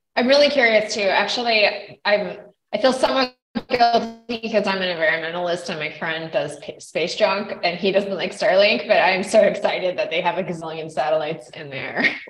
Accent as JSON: {"language": "English", "region": "Idaho", "country": "United States", "tie": "born or raised there", "also_born_or_lived": "Canada", "moved": "yes", "said": "I grew up in Idaho"}